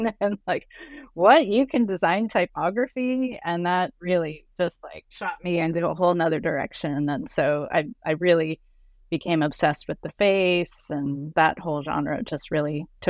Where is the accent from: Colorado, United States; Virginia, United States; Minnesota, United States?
Colorado, United States; also born or lived in Lubbock, Texas; Well, I was actually born in Lubbock, Texas. My father's side of the family is very much from the Texas, Oklahoma area. But when I was 6 months old, we moved to Colorado. And so Colorado is where I grew up until I was 18.